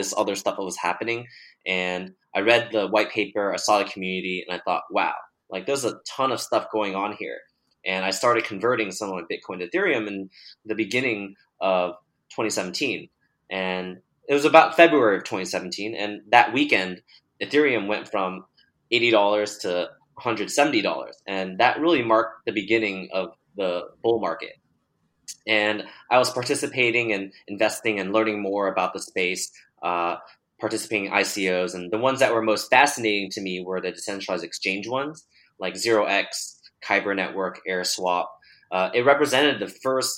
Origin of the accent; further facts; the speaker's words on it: Bay Area, California, United States; I was born and raised in the Bay Area